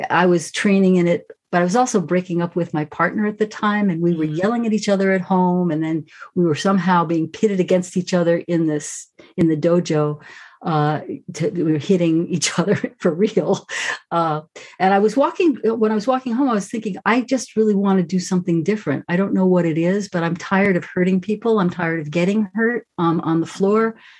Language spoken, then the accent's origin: English; New York, United States; I grew up right in New York